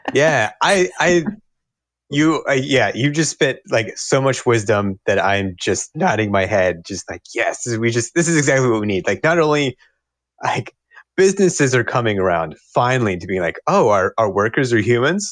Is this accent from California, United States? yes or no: no; Cincinnati, Ohio, United States; also born or lived in Bloomington, Indiana / Arkansas; now in Madison, United States; Cincinnati, Ohio. Originally.